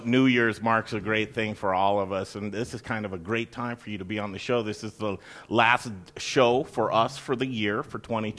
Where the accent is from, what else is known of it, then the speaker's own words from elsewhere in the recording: Cherry Creek, Colorado, United States; I'm a native. I grew up in Cherry Creek, Colorado. I still live there right now.